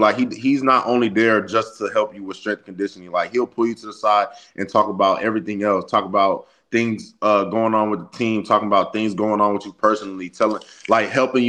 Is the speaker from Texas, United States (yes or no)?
yes; Austin, Texas, United States; moved away as an adult; now in Gainesville, United States; I'm from Austin, like the campus is like 15 minutes away from my house